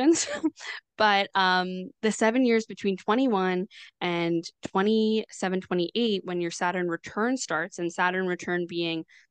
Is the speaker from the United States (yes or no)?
no; Canada; I'm Canadian